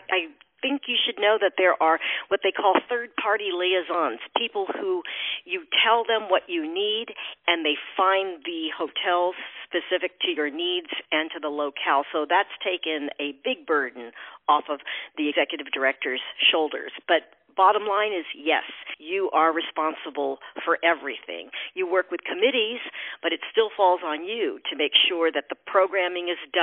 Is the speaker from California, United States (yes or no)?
yes; San Francisco, California, United States; moved away as an adult; also born or lived in Connecticut / New Jersey; now in Boston, United States; I was born and raised in San Francisco